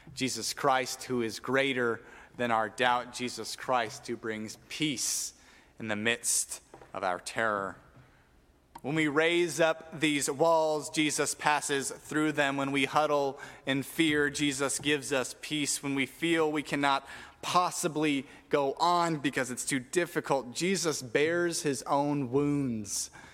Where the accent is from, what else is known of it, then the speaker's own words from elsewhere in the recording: Tucson, Arizona, United States; we grew up in Tucson where it is hot